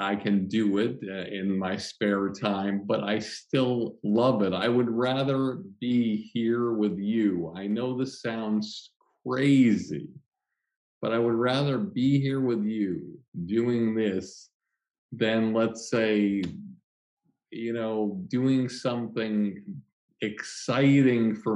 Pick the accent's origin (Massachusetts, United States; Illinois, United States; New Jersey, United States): Massachusetts, United States; Longmeadow; I grew up in Long Meadow, Massachusetts